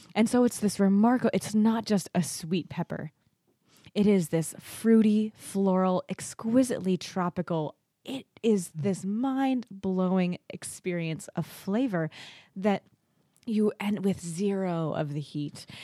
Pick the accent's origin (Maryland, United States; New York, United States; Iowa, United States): New York, United States; Naples; also born or lived in Kentucky; I was born in Kentucky, but I moved here to the Finger Lakes, to Naples, when I was four. So I like to say I was not born, but I was fairly effectively raised in the Finger Lakes